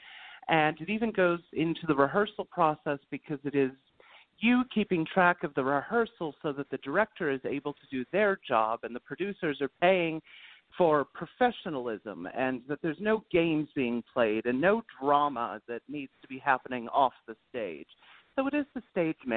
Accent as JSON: {"language": "English", "town": "New York City", "region": "New York", "country": "United States", "tie": "born or raised there", "also_born_or_lived": "Bridgewater, New Hampshire", "said": "I was also raised in New York City"}